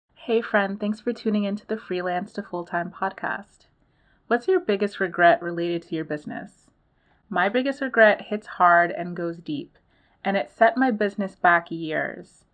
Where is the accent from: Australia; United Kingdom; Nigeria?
Nigeria; I'm Nigerian too